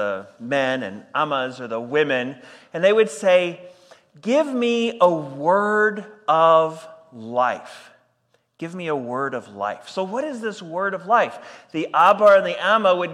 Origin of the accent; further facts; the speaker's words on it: Texas, United States; moved away as an adult; now in Edmonton, Canada; I am from Texas, but I married a Canadian, and so that is the very clear reason why I am here